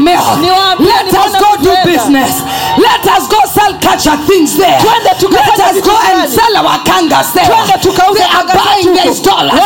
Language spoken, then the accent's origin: English; Kenya; now in Tanzania; I am a Kenyan.